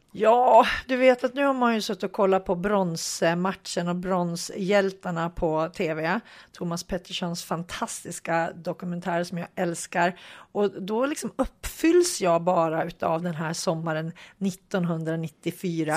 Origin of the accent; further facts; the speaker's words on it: Hudiksvall, Gävleborg County, Sweden; jag kommer ju från Hudik